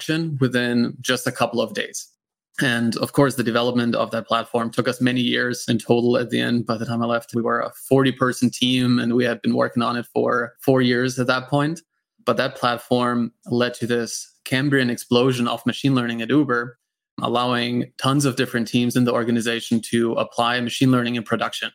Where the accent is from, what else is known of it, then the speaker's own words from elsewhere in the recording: Germany; accent: German; English is a second language; moved away; also born or lived in United States; I'm from Germany originally, and that's where that accent's coming from